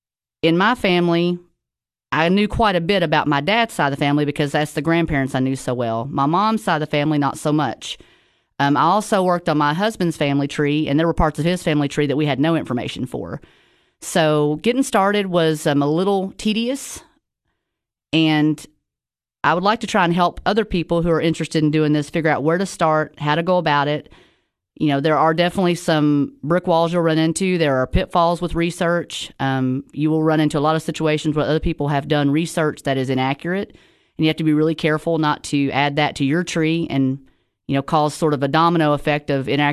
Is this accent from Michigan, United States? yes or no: no; Tennessee, United States; I am a local from the Upper Cumberland, live in Sparta, Tennessee.